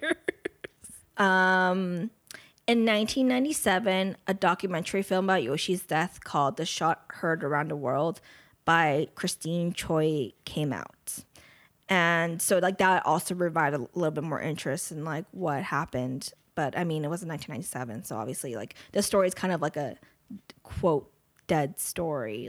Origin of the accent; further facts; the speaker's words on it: United States; I'm American